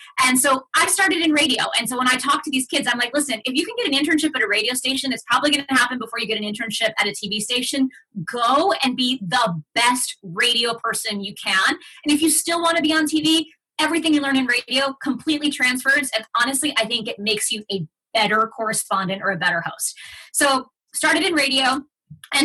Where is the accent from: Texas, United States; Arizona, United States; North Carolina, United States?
Texas, United States; Fort Worth; English is a second language; English is my second language. I grew up on the north side of Fort Worth, Texas, where, you know, most of my community